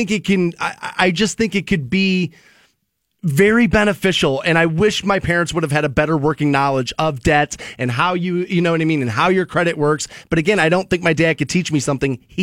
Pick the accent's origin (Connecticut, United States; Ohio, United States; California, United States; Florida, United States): Ohio, United States; Aurora; Like my dad, my mom, and I grew up in Aurora Shores.